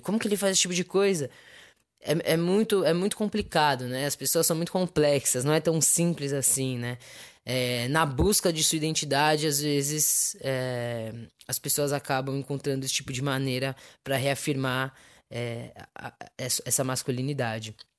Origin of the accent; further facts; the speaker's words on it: São Paulo, Brazil; sou de São Paulo, capital